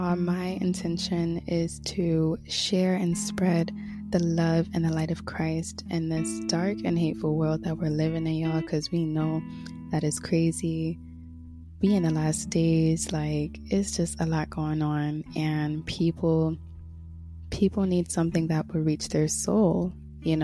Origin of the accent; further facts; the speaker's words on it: Connecticut, United States; moved away as an adult; now in Florida, United States; This month makes 1 year since I moved down to Florida from Connecticut, where I was born and raised.